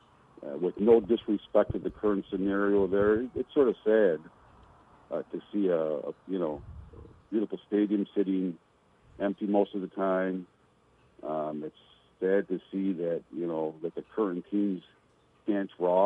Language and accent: English; Rochester, New York, United States; born or raised there